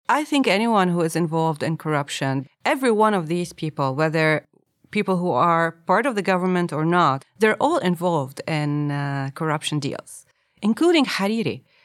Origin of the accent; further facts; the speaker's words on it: Lebanon; I grew up in Lebanon between the South and, and, and, uh, Beirut